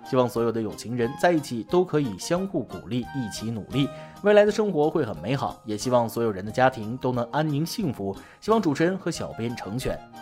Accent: China; 我们中国人

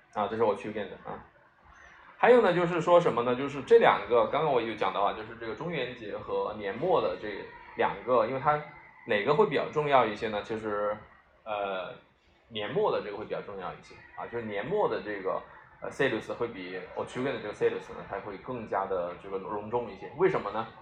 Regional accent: China; 我们中国人

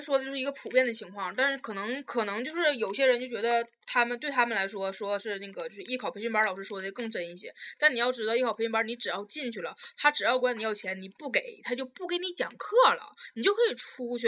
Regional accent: Taiwan; 我是来自台湾的

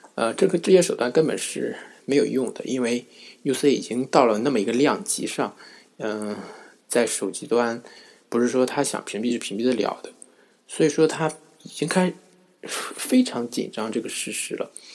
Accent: China; 也就是我们中国人经常用的手机浏览器

